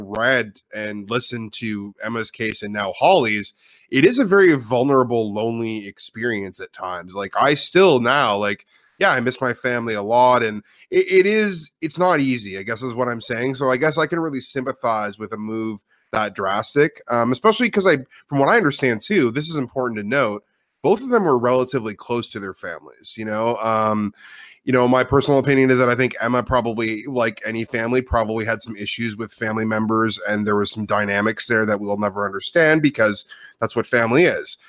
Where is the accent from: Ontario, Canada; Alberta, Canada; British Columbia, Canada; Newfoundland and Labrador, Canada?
Ontario, Canada; Ottawa; moved away as an adult; now in Vancouver, Canada; I am from Ottawa, so I am an Ontario native.